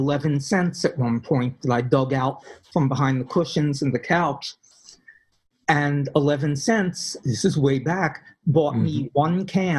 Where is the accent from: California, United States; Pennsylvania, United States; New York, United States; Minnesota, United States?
Pennsylvania, United States; Philadelphia; I came from Philadelphia, where there was no doubt if you were in a ghetto, if you were in a really dangerous area, you knew it.